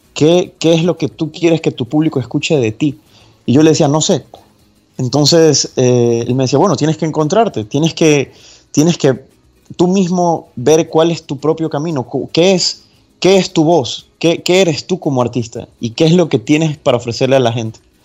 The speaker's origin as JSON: {"language": "Spanish", "town": "Guayaquil", "region": "Guayas", "country": "Ecuador", "tie": "born or raised there", "said": "Yo nací en Guayaquil, Ecuador"}